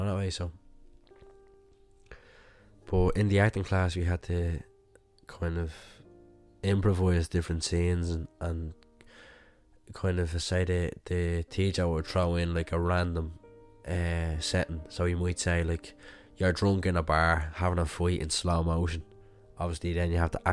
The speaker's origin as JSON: {"language": "English", "country": "Ireland", "tie": "born or raised there", "said": "growing up in Ireland"}